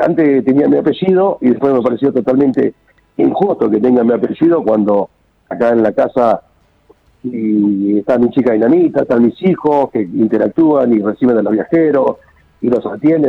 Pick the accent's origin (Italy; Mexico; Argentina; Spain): Argentina; Olavarría, Buenos Aires Province; nosotros somos oriundos de Olavarría, en la provincia de Buenos Aires